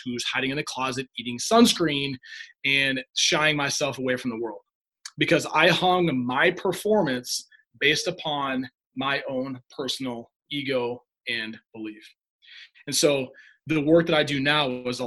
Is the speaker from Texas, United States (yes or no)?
no; Humboldt, Iowa, United States; I grew up in Humboldt, Iowa, town of about 5,000 people.